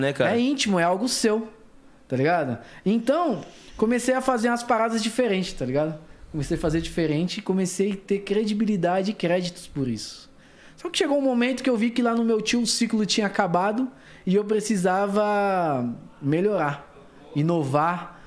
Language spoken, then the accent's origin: Portuguese; São Paulo, Brazil; Zona Norte de São Paulo, capital. Foi lá que eu comecei meus primeiros passos